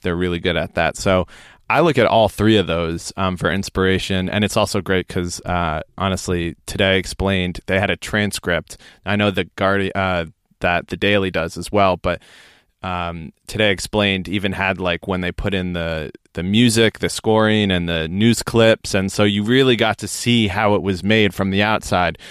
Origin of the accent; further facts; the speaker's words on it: United States; now in United Kingdom; as an American